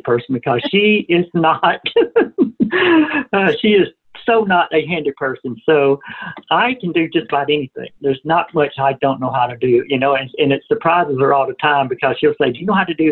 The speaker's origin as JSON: {"language": "English", "town": "Atlanta", "region": "Georgia", "country": "United States", "tie": "born or raised there", "moved": "as an adult", "lives_now": "Arkansas, United States", "said": "I grew up and lived in Atlanta, Georgia my whole life"}